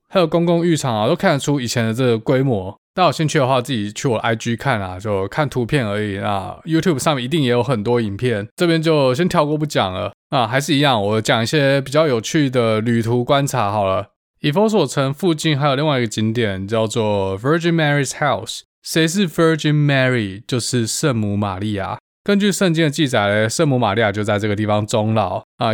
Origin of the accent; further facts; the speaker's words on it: Taiwan; 跟他们介绍我长大的地方，福摩沙长什么样子